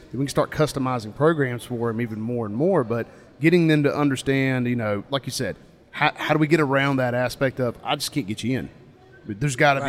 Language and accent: English; North Carolina, United States; I'm from North Carolina, so in our state